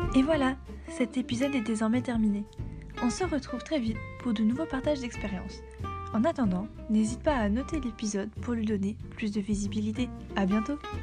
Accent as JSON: {"language": "French", "country": "France", "said": "c'est vraiment des choses qu'on n'a pas l'habitude de faire en tant que Français"}